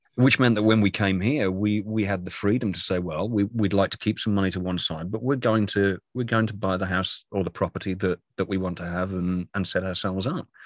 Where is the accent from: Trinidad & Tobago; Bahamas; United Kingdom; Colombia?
United Kingdom; moved away as an adult; also born or lived in London; now in North Carolina, United States; I'm a Brit living in America